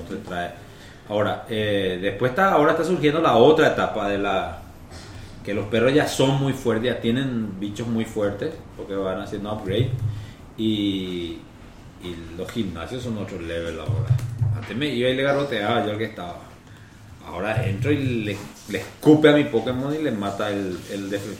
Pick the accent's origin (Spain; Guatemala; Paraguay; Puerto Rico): Paraguay; todos los paraguayos decimos